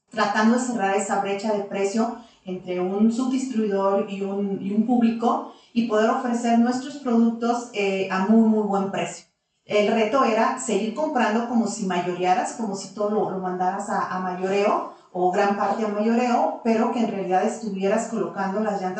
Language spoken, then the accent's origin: Spanish; Zacatecas, Mexico; moved away as an adult; now in Aguascalientes, Mexico; nosotros decidimos venir a vivir a Zacatecas. Soy de aquí, de Aguascalientes, nací aquí en Aguascalientes. Pero, Zacatecas. prácticamente toda mi vida este, se desarrolló